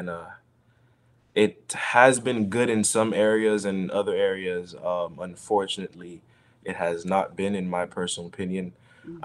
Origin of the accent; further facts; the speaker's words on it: Broward County, Florida, United States; also born or lived in Miami, Florida; I was born in Adventure Hospital in Miami, Florida. At the age of 2 years old, I moved to Broward County